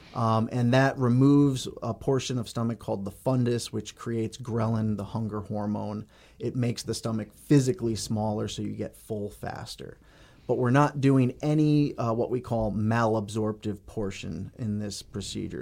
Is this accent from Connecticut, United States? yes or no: yes; Connecticut, United States; moved away as an adult; also born or lived in Cleveland, Ohio / Allentown, Pennsylvania; now in Bemidji, United States; I grew up in Connecticut